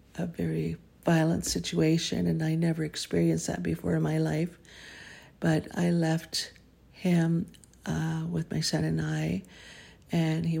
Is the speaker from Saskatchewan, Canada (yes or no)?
no; Abitibi Canyon, Ontario, Canada; also born or lived in Hanmer, Ontario; it was really a great place to grow up